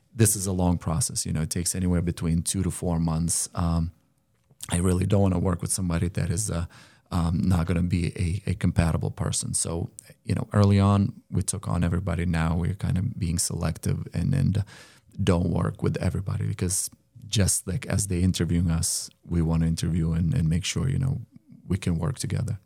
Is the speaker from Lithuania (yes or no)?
yes; Lithuania; moved away as an adult; now in United States; I came from Lithuania